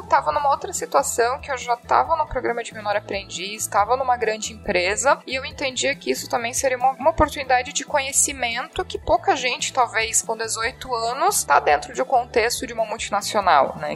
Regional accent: Jaraguá do Sul, Santa Catarina, Brazil; eu sou de Jaraguá do Sul, Santa Catarina.

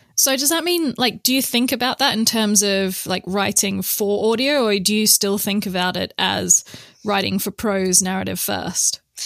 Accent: Perth, Western Australia, Australia; now in Oxford, United Kingdom; I'm from Perth, Western Australia

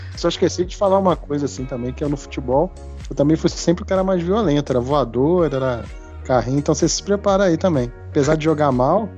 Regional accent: Rio de Janeiro, Brazil; eu, eu fui criado no Rio, né? Nasci, fui criado

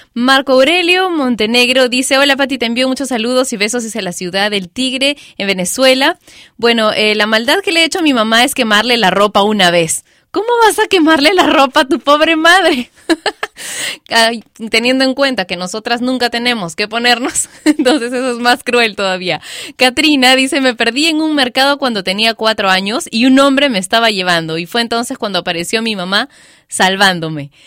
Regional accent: Peru; En mi país, Perú

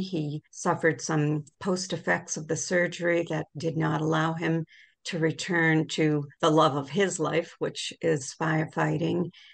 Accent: Worcester, Massachusetts, United States; I grew up in Worcester.

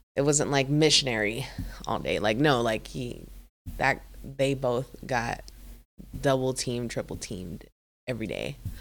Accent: Philippines; moved away; I'm from the Philippines

